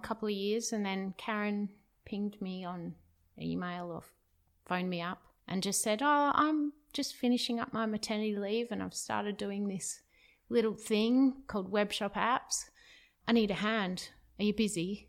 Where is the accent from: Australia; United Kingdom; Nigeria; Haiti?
Australia; Perth, Western Australia; moved away as an adult; I'm from Perth, where we currently are, Perth, Western Australia